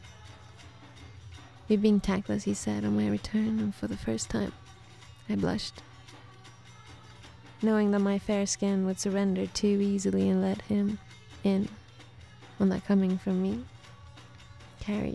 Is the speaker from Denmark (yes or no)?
no; Sweden; accent: Swedish; also born or lived in Soviet Union; But then when I was 8, we went to Sweden.